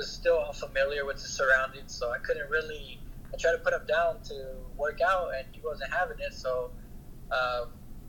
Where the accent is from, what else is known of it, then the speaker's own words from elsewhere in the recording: San Jose, California, United States; moved away; I'm from San Jose, California, originally, so I'm a city boy, too.